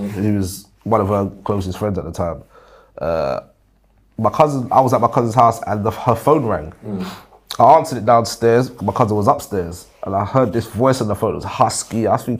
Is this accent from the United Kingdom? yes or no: yes; London, United Kingdom; So I grew up in Battersea, Clapham Junction. All my life, to be fair.